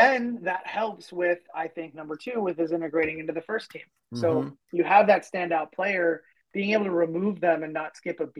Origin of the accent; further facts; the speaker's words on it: Minnesota, United States; us being all Minnesotan